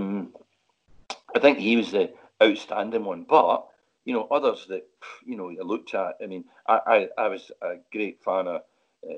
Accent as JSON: {"language": "English", "town": "Glasgow", "region": "Scotland", "country": "United Kingdom", "moved": "yes", "said": "I'm from Glasgow"}